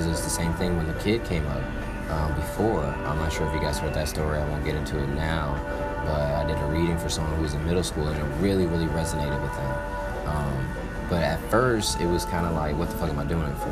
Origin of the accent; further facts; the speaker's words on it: Atlanta, Georgia, United States; I'm from Atlanta